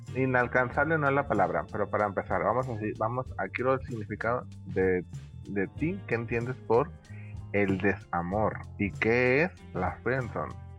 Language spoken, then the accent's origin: Spanish; Tepic, Nayarit, Mexico; yo estoy aquí en mi ciudad natal, mi querido Tepic.